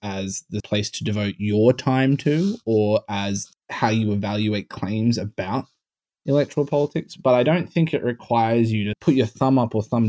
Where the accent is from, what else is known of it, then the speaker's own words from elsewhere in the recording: Australia; now in United States; I come from Australia.